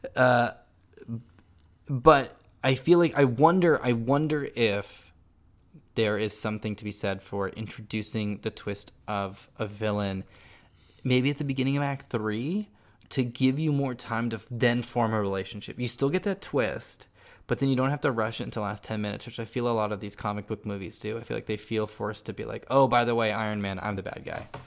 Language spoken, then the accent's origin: English; Silicon Valley, California, United States; I'm from Silicon Valley, my dad's an engineer